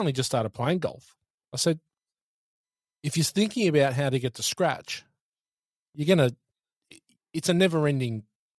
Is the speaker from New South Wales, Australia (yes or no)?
yes; Sydney, New South Wales, Australia; moved away; I'm from the Northern Beaches of Sydney. Used to play at Cromer Golf Club.